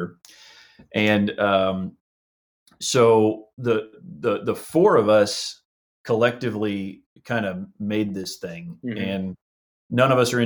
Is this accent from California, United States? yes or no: no; Houston, Texas, United States; We are all from Houston